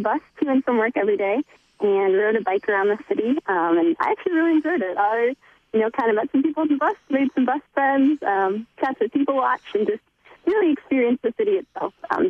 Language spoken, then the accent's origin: English; Dubuque, Iowa, United States; moved away as an adult; now in Seward, United States; I'm from Dubuque, Iowa, and so now I'm a senior at Concordia.